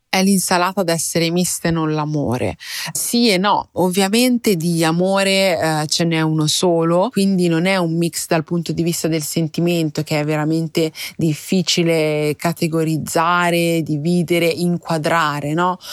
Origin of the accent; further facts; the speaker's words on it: Milan, Lombardy, Italy; io sono nata e cresciuta in Italia, però io oltre alla mia parte milanese